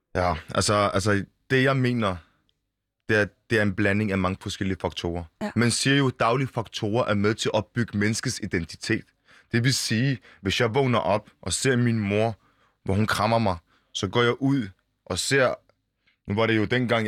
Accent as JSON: {"language": "Danish", "area": "Bolsmose, Funen", "region": "Southern Denmark", "country": "Denmark", "tie": "born or raised there", "moved": "yes", "lives_now": "Copenhagen, Denmark", "said": "jeg er født i Bolsmose"}